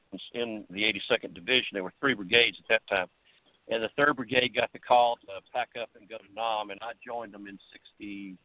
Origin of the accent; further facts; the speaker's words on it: Fingerville, South Carolina, United States; I was actually raised in upstate South Carolina.